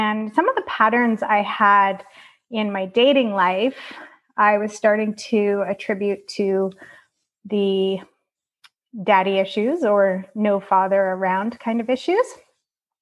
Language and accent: English; Calgary, Alberta, Canada; I was born in Calgary, Alberta in 1976